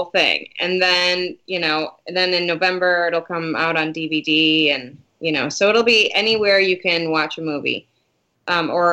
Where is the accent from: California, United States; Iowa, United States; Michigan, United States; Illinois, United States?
Michigan, United States; Detroit; moved away; I'm originally from Detroit, so the suburbs of Detroit